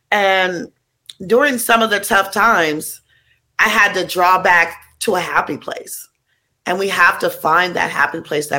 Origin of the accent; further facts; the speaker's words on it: Oakland, California, United States; So I grew up giving people in East Oakland, California.